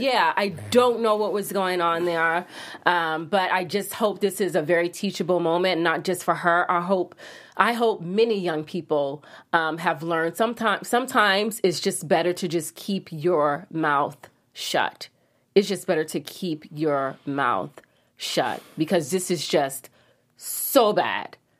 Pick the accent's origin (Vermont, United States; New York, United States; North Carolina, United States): New York, United States; New York City; moved away; I'm a New Yorker